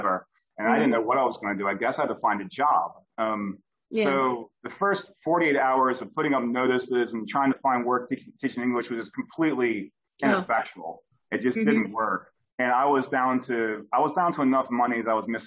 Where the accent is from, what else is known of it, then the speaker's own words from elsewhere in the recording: United States; moved away; I'm American